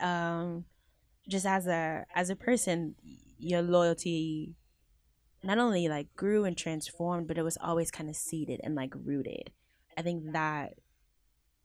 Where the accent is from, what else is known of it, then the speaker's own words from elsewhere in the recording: Houston, Texas, United States; Houston, my hometown.